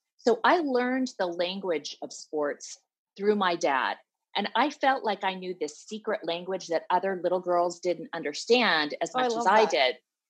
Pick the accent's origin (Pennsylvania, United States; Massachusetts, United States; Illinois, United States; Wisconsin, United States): Illinois, United States; Chicago; born there; Well, I was born in Chicago and to an immigrant mother.